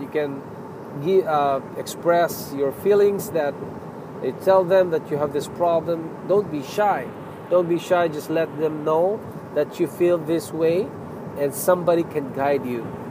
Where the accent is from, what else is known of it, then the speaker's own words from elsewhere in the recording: Philippines; now in Toronto, Canada; I'm a Filipino.